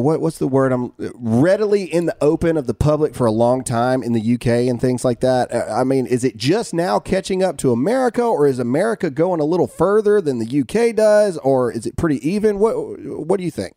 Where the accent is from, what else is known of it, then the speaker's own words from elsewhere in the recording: United States; as an American